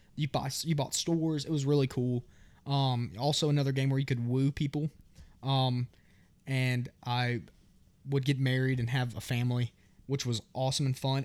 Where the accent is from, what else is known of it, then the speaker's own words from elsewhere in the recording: New Orleans, Louisiana, United States; I was born in New Orleans